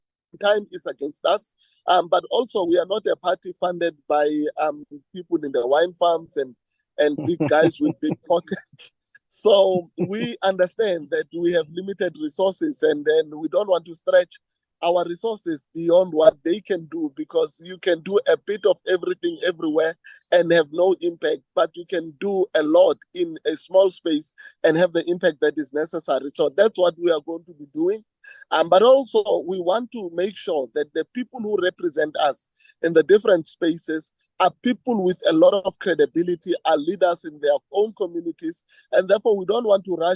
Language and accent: English; Winterveld, Gauteng, South Africa; I was born and raised in Winterveld